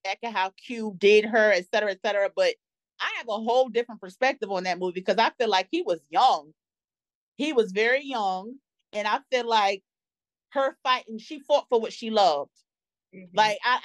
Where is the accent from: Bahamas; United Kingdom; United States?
United States; New York; In New York, my favorite childhood memory would have been Double Dutch. We used to play Double Dutch on the block all the time